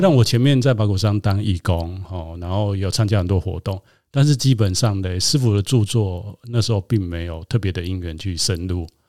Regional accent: Taiwan; 我想在台湾长大

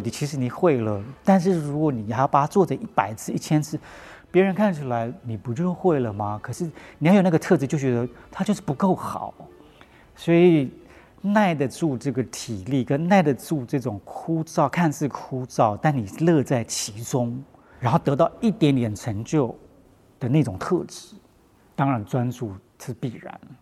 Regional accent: Paiwan area, southern Taiwan, Taiwan; 我明明是排湾族

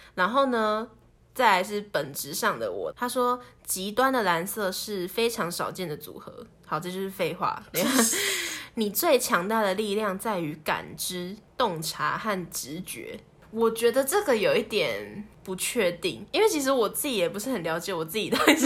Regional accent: Taipei, Taiwan; moved away as an adult; 我们这一群台北来的

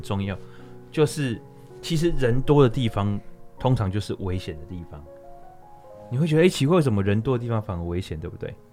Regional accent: Taiwan; 我们身为台湾人

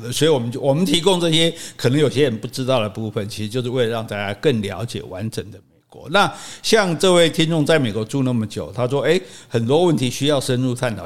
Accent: Taiwan; 我们台湾人

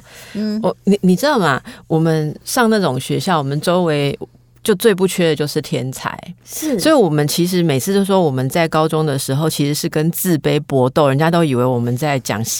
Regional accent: Taiwan; accent: Taiwanese Mandarin; 其实我们这样都还算是台湾国语了。

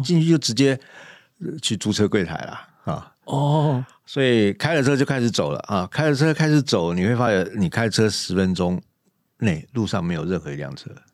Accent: Taiwan; 我虽然生长在台湾

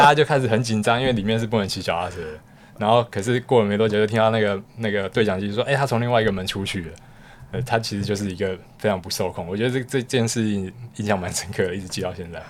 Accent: northern Taiwan, Taiwan; 加上我是北部人

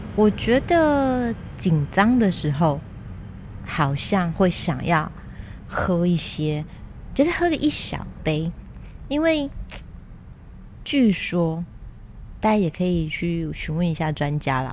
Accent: Kaohsiung, Taiwan; 然后我又是在高雄嘛， 我南部人

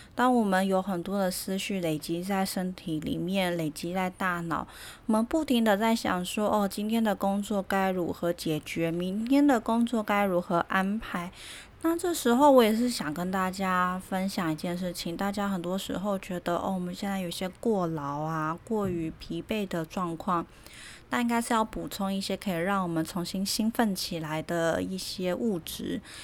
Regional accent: Taiwan; 我们台湾人

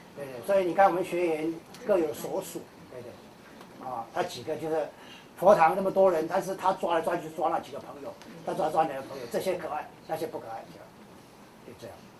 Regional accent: Kaohsiung, Taiwan; 像我南部人，我是高雄人，高雄人喜欢吃小吃

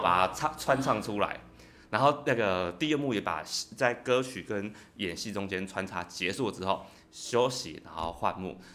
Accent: Penghu County, Taiwan; moved away; 我是来自澎湖，还非常 就是遥远的一个小乡下哦

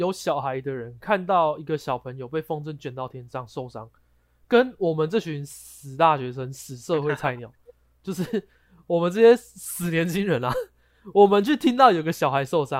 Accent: Taiwan; 大家身为台湾人，应该多少都会知道他是谁嘛。

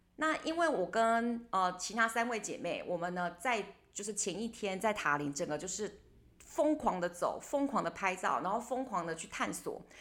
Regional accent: Taiwan; 他们有一点点没有像我们台湾人那么地搞

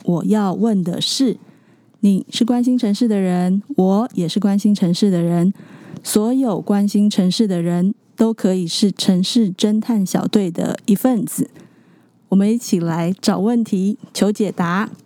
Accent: Tainan, Taiwan; 我是台南人

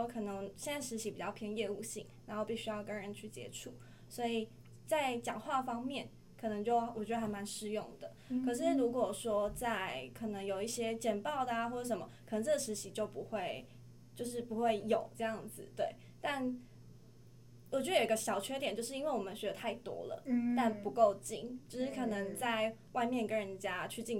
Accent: Chiayi, Taiwan; 是嘉义，

